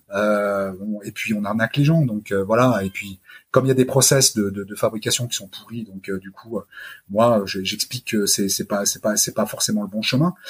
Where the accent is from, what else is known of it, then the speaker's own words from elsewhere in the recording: France; je suis français euh, d'abord, euh, même si je suis d'origine italienne